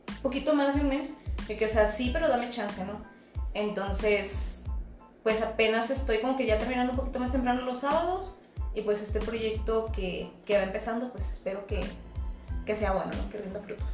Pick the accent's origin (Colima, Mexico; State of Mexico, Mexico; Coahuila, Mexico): Coahuila, Mexico; Monclova; moved away as an adult; Soy pues de esa ciudad, estoy viviendo aquí hace siete años